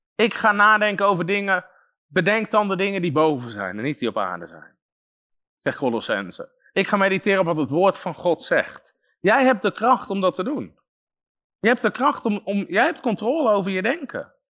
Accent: Netherlands

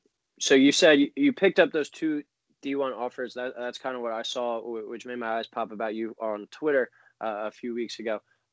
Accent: Philadelphia, Pennsylvania, United States; So I'm from the Philadelphia area

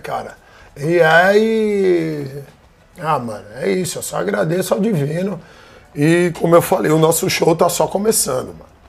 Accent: United States; now in Brazil; eu fui criado nos Estados Unidos

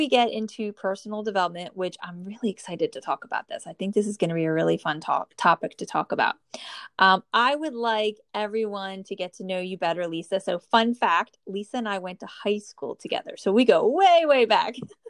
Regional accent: New Jersey, United States; born or raised there

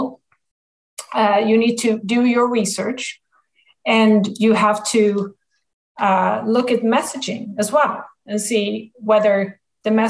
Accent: Sweden; moved away as an adult; also born or lived in New York City, United States; now in Texas, United States; I'm born and raised in Sweden.

